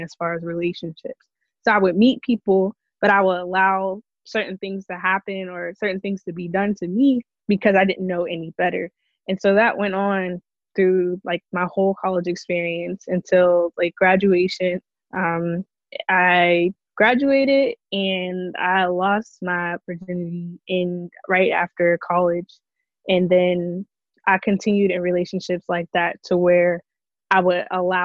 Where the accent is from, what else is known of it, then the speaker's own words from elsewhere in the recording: Pittsburgh, Pennsylvania, United States; I'm from Pittsburgh, Pennsylvania.